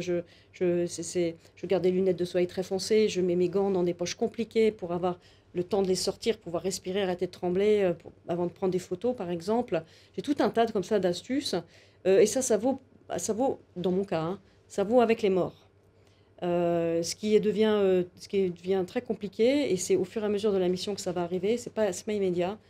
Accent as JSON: {"language": "French", "country": "France", "said": "je suis une femme, je suis française, je suis une occidentale"}